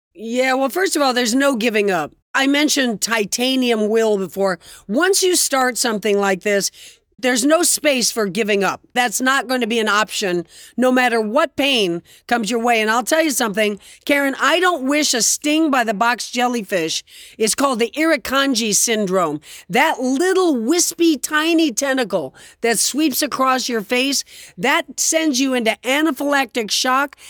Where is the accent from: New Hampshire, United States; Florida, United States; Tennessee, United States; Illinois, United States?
Florida, United States; Fort Lauderdale; also born or lived in New York City; I grew up in Fort Lauderdale, Florida